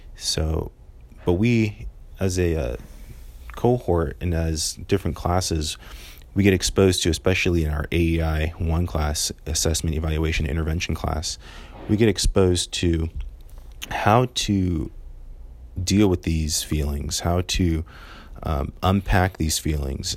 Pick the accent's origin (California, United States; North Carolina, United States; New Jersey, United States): California, United States; moved away as an adult; I'm from California, so seventeen hundred miles away from home